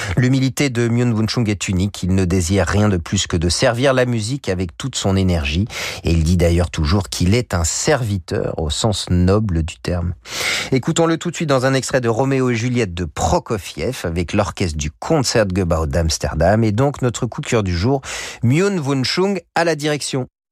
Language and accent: French; France; chez nous en France